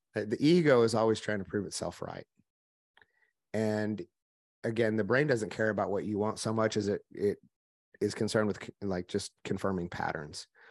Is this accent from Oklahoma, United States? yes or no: yes; Oklahoma, United States; I'm from Oklahoma, which you can probably hear my voice a little bit. I grew up in the country.